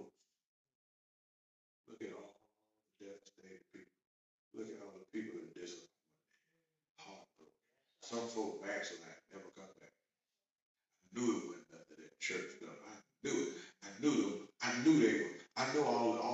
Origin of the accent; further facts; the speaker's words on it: United States; we're American